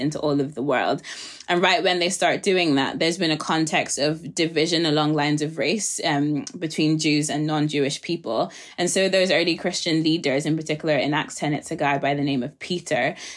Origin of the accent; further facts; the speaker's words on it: Nigeria; I'm a Nigerian, like the legacy of colonialism is not far away from me